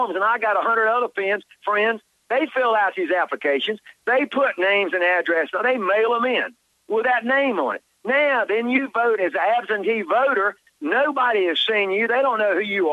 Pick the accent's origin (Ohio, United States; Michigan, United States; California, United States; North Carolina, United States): North Carolina, United States; Charlotte; I was born and raised in Charlotte